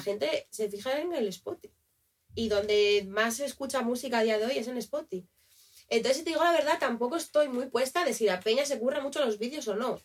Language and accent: Spanish; Asturias, Spain; moved away; soy de Asturias